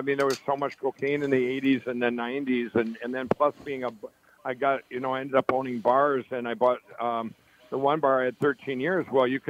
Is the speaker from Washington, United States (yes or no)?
no; Chaska, Minnesota, United States; also born or lived in Carver; I grew up in Chaska, in Chaska and Carver, Minnesota.